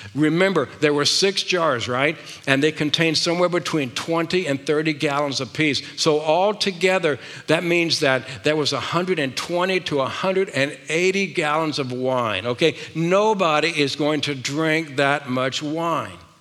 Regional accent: the South, United States; I was raised in the South

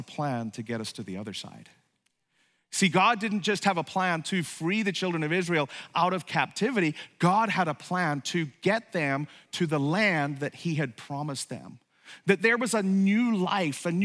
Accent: Ireland; moved away; also born or lived in upstate New York; I grew up in Ireland

